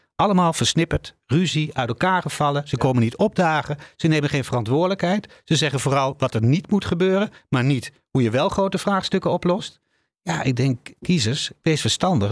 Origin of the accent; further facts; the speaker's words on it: Netherlands; wij als Nederlanders